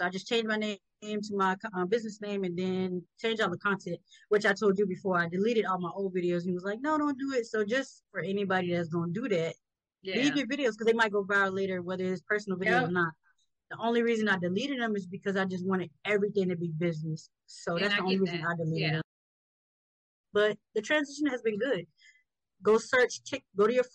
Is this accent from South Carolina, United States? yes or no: yes; Georgetown, South Carolina, United States; I'm from South Carolina, Georgetown.